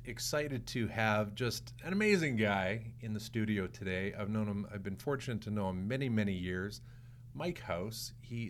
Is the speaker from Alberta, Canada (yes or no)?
yes; St. Albert, Alberta, Canada; Well, I'm a St. Albert guy.